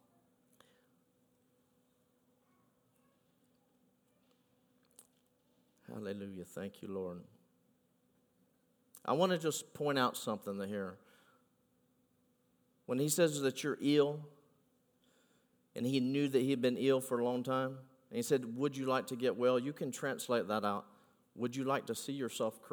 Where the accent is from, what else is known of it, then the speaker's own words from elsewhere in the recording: United States; I am from Polk County now